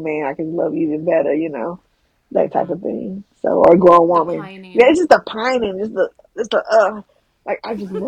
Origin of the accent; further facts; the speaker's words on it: Georgia, United States; I'm from Georgia